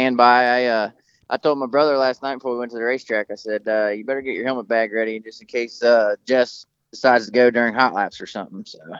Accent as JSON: {"language": "English", "town": "Florence", "region": "Kentucky", "country": "United States", "tie": "born or raised there", "said": "I grew up in Northern Kentucky here around Florence Speedway. My house is literally like 5 miles down the road."}